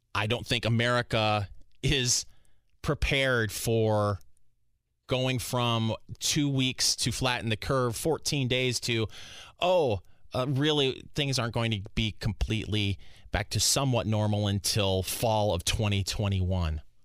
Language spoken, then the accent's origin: English; Michigan, United States; now in Indianapolis, United States; I'm originally from Michigan